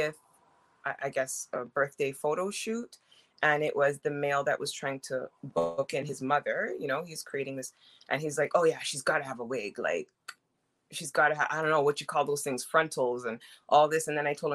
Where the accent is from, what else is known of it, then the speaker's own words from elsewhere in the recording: Jamaica; I'm Jamaican